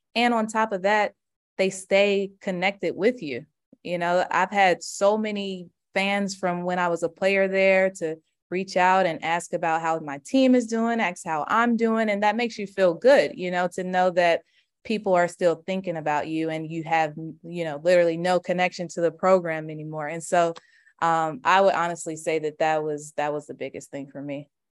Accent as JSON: {"language": "English", "town": "Charlotte", "region": "North Carolina", "country": "United States", "tie": "born or raised there", "moved": "as an adult", "lives_now": "Atlanta, United States", "said": "I'm from Charlotte"}